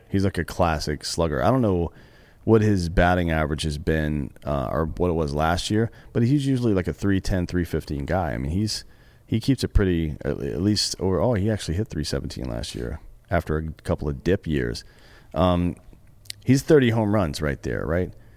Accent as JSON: {"language": "English", "town": "Greenville", "region": "South Carolina", "country": "United States", "tie": "born or raised there", "said": "I grew up in Greenville, South Carolina."}